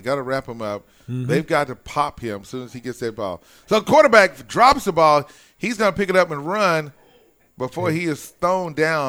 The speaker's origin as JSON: {"language": "English", "town": "Ardmore", "region": "Oklahoma", "country": "United States", "tie": "born or raised there", "said": "kudos to my hometown team. Be up there in Ardmore tomorrow."}